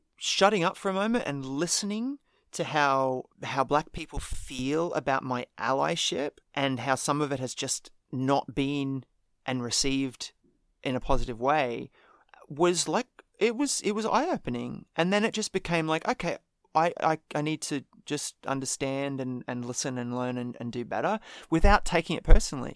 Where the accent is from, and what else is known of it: Australia